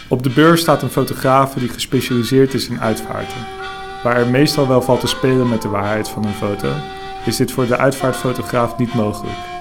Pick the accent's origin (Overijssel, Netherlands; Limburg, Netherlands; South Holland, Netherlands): South Holland, Netherlands; Hoogvliet; Ik kom uit Hoogvliet. Daar heb ik een fotostudio.